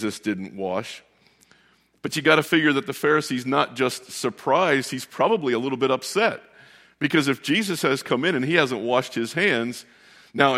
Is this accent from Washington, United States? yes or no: no; Westminster, Maryland, United States; moved away; where we grew up down in Westminster, Maryland